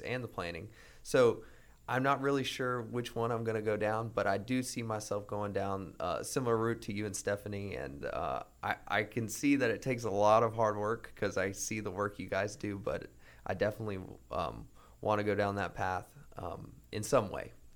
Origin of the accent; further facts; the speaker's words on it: Greensboro, North Carolina, United States; I grew up in Greensboro, North Carolina